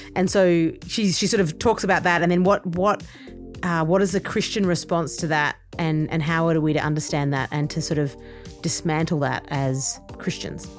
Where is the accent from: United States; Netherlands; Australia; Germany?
Australia; accent: Australian; I'm Australian, and so obviously, as the accent kind of you know indicates